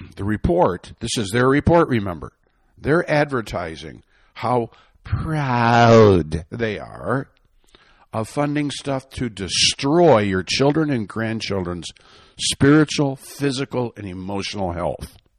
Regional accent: Michigan, United States; I'm from Michigan

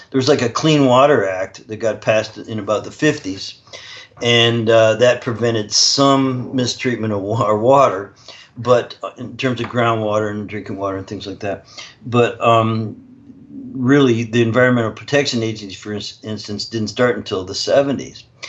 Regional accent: Canada; I'm actually Canadian

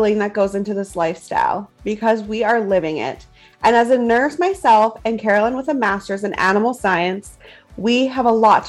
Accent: Canadian prairies, Canada

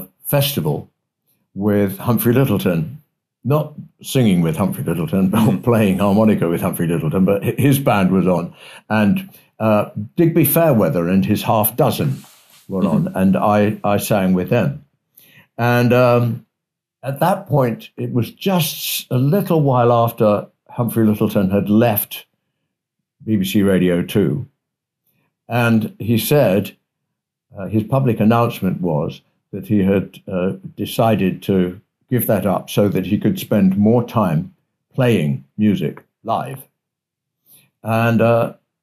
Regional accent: England, United Kingdom; as an Englishman

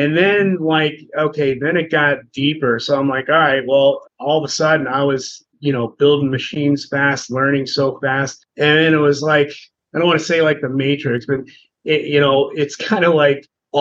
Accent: Cincinnati, Ohio, United States; I grew up in Cincinnati

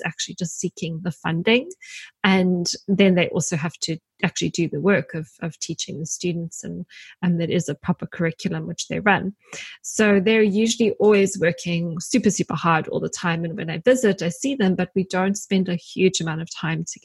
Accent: Grahamstown, Eastern Cape, South Africa; moved away; I'm from my hometown, which is Grahamstown, which is a small little university town in the Eastern Cape.

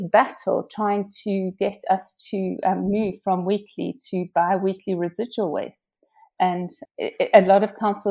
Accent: South Africa; moved away as an adult; now in Windsor and Maidenhead, United Kingdom; I come from South Africa. I left there when I was 30.

